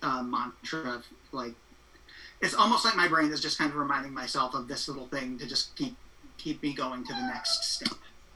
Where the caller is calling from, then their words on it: Astoria, New York, United States; I'm zooming in from Astoria, New York.